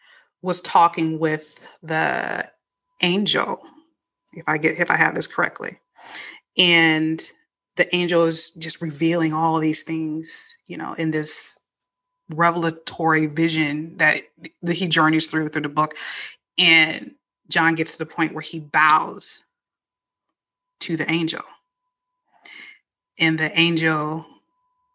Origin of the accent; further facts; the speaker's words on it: Chicago, Illinois, United States; moved away; also born or lived in the South; when I grew up in Chicago